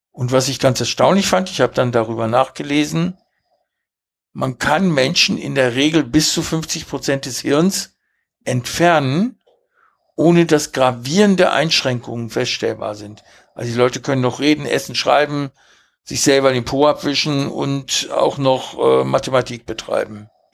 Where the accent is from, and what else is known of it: Hanover, Lower Saxony, Germany; born or raised there; German is a second language; also born or lived in Uruguay